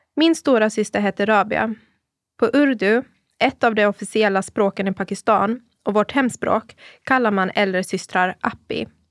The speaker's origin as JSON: {"language": "Swedish", "country": "Åland Islands", "tie": "born or raised there", "also_born_or_lived": "Bollebygd, Sweden", "moved": "as an adult", "lives_now": "Turku, Finland", "said": "jag är född och uppvuxen på Åland av pakistanska föräldrar"}